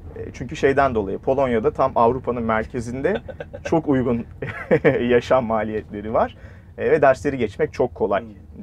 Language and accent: Turkish; Mustafakemalpaşa, Bursa, Turkey; moved away as an adult; bizim Mustafa Kemal Paşalıyım ben Bursa